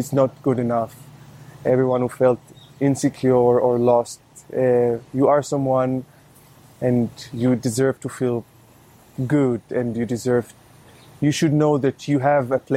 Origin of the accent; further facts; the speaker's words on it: Ramat Gan, Tel Aviv District, Israel; English is a second language; now in Tel Aviv, Israel; I grew up in Ramat Gan and now I live in Tel Aviv.